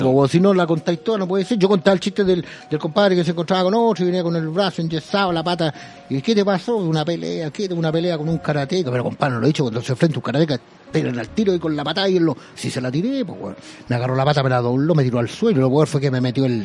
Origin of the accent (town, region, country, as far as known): Chile